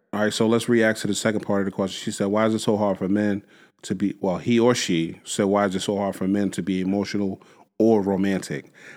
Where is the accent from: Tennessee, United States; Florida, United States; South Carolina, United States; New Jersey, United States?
New Jersey, United States; Jersey City; I grew up in Jersey City. I grew up on Union Street in Jersey City